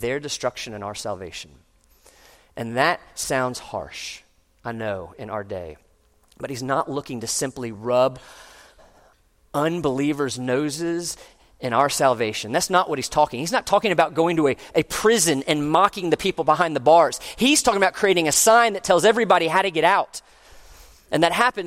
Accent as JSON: {"language": "English", "town": "Orlando", "region": "Florida", "country": "United States", "tie": "born or raised there", "said": "when I was growing up in Orlando"}